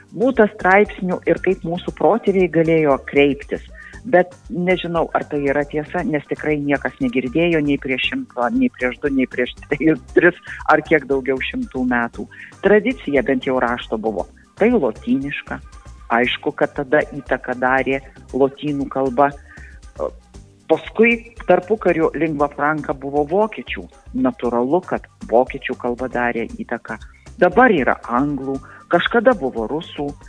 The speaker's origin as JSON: {"language": "Lithuanian", "region": "Samogitia", "country": "Lithuania", "said": "tiek aš būdama žemaitė, tiek aukštaitis, būdami tos visuotinės kirčio atitraukimo zonos kalbėtojai"}